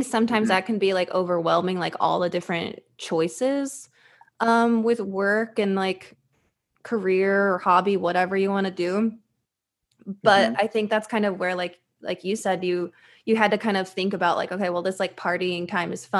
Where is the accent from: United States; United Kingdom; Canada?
United States; Fayetteville, Arkansas; moved away as an adult; also born or lived in Little Rock, Arkansas; now in Los Angeles, United States; I spent, like, high school and college in Fayetteville, so I feel like I'm more from Fayetteville